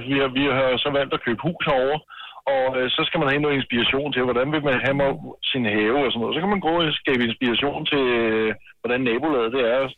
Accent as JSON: {"language": "Danish", "country": "Austria", "tie": "born or raised there", "moved": "as an adult", "lives_now": "Randers, Denmark", "said": "så valgte mig og kæresten at flytte over til hendes familie øh, i Randers Nordby. Øh, jeg er opvokset i Østrig og har boet der i mange år."}